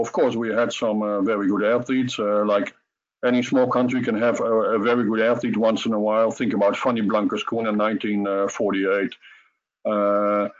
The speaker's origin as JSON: {"language": "English", "country": "Netherlands", "said": "coming from a third party country like Holland, we're not Russian, we're not American."}